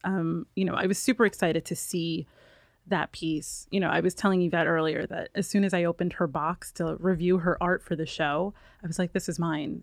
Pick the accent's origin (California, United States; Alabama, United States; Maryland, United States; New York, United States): New York, United States; now in Los Angeles, United States; I'm from New York